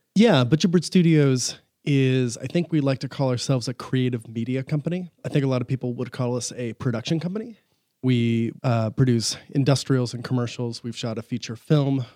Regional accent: Huntington Beach, California, United States; also born or lived in Los Angeles / Fountain Valley; I grew up in Southern California. I was born in L A, uh, grew up in Northern Orange County in Huntington Beach, Fountain Valley area

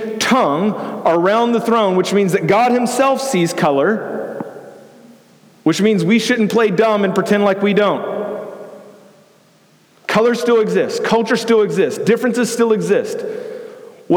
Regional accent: Houston, Texas, United States; I was born and raised in Houston

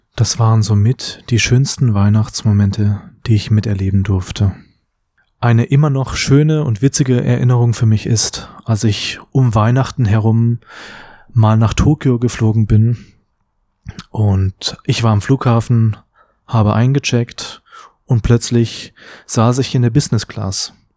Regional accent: Cologne, North Rhine-Westphalia, Germany; also born or lived in Bad Friedrichshall; hier in meiner Heimat Köln.

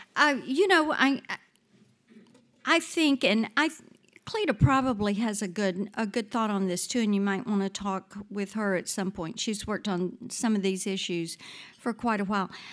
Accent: South Mississippi, United States; now in Nashville, United States; I grew up in South Mississippi, grew up on a farm

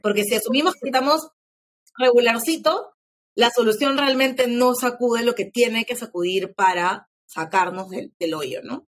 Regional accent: Peru; quiénes somos como peruanos

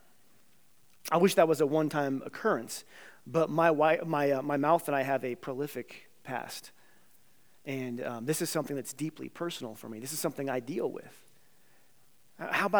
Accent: Carbondale, United States; two Carbondale kids

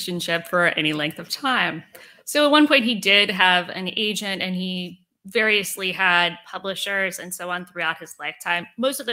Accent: Richmond, Virginia, United States; growing up in Richmond, if you're from here

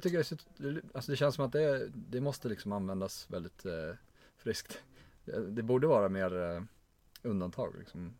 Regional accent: Stockholm, Stockholm County, Sweden; jag är från Stockholm

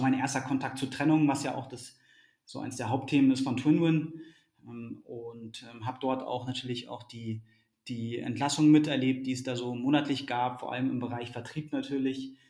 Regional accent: Berlin, Germany; moved away as an adult; also born or lived in London; geboren in Berlin, aufgewachsen in Berlin, ähm, dann äh, 2007 nach, nach, nach London äh, gezogen

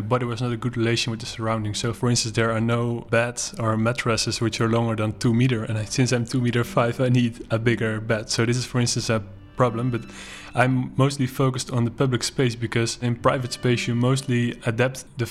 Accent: Netherlands; I'm from the Netherlands

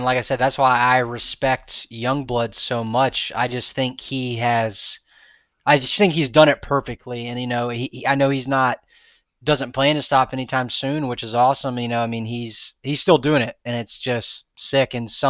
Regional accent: Florida, United States; I'm from Florida. I'm gonna, you know, I can drive the FYA. It's not that far.

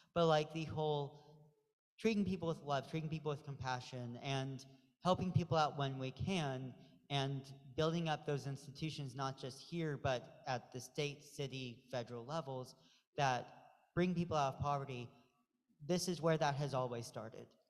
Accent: Pacific Northwest, United States; moved away; I'm from the Pacific Northwest.

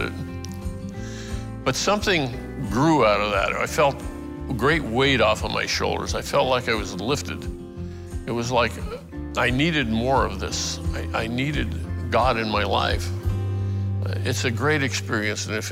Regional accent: Denver, Colorado, United States; moved away as an adult; now in Charlottesville, United States; I was born in Denver in 1940, grew up there pretty much an agnostic my whole life

